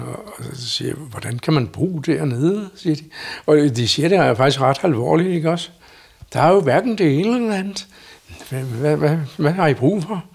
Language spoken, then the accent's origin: Danish; Solrød Strand, Zealand, Denmark; moved away as an adult; now in Stavreby, Denmark; er begge to både født og opvokset inde i Solrød Strand